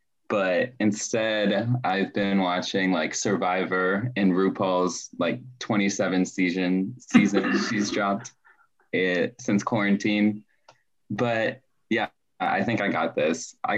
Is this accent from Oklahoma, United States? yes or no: no; Washington, District of Columbia, United States; I'm from Washington, D.C.